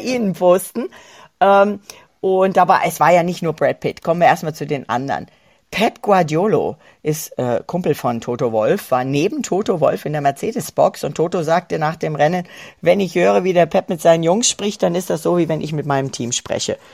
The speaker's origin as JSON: {"language": "German", "country": "Germany", "said": "hier bei uns in Deutschland"}